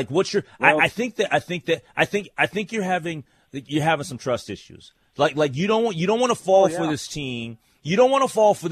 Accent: Minneapolis, Minnesota, United States; moved away; also born or lived in Kansas City; I'm from Minneapolis, Minnesota.

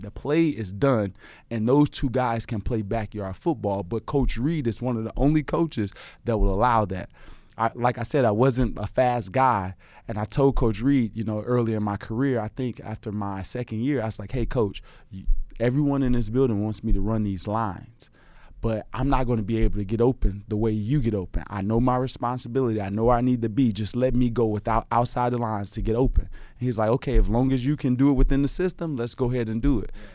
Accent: Chicago, Illinois, United States; my grandmother had a you know house on the south side of Chicago. We grew up in the Argyle, um, Robert Taylor Home Projects

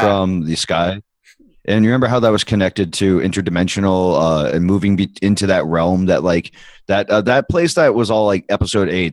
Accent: Medway, Massachusetts, United States; I grew up in Medway

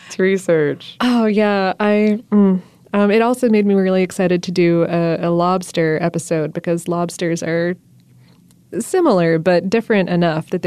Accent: Florida, United States; also born or lived in the North; now in Atlanta, United States; even though I'm from South Florida and the North, I picked up the word crawfish

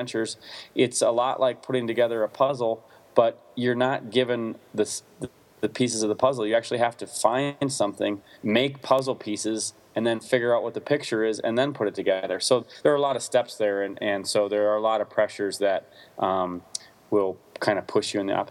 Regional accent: Wisconsin, United States; I grew up in the Midwest in Wisconsin

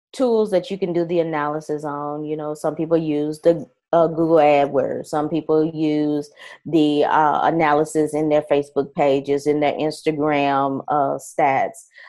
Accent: Nashville, Tennessee, United States; moved away; also born or lived in California / Alabama / Colorado; I am from Nashville, Tennessee. I have also been, uh, lived in California as well as Alabama and Colorado

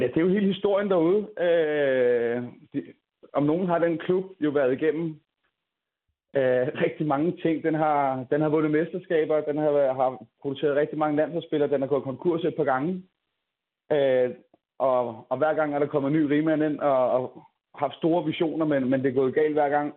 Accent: Copenhagen, Capital Region of Denmark, Denmark; nu er jeg selv fra København

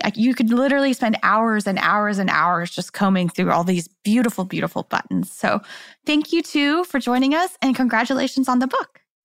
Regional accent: Kansas City, United States; I'm from Kansas City

